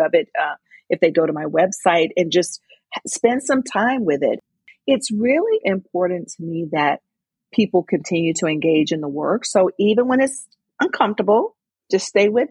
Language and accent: English; Mississippi, United States; now in Connecticut, United States; I grew up in Mississippi